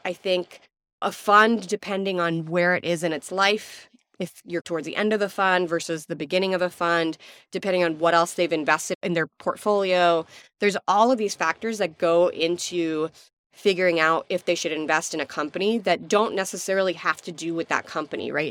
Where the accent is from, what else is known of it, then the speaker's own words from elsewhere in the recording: Abu Dhabi, United Arab Emirates; now in Houston, United States; I was born and raised in Abu Dhabi